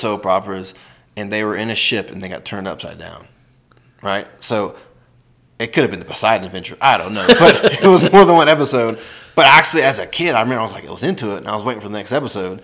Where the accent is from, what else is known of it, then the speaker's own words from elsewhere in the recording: Georgia, United States; moved away as an adult; now in Nevada, United States; I'm from Georgia, born there